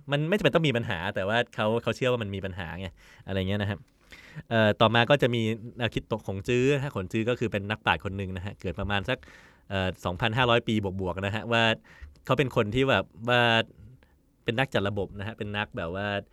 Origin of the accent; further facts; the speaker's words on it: Thailand; ผมเป็นคนไทยเนี่ยผมผมกลายเป็นคนไทยไปแล้ว